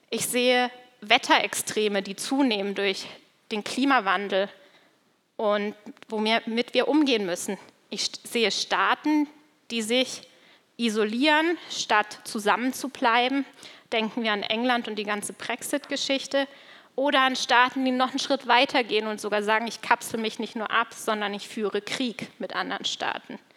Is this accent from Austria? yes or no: no; Switzerland; weil das kommt tatsächlich aus der Gegend, wo ich aufgewachsen bin, aus der Schweiz.